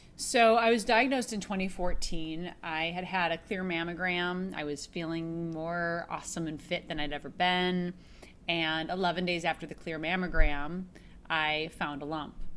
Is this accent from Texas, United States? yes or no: no; Minneapolis, Minnesota, United States; born or raised there; now in Los Angeles, United States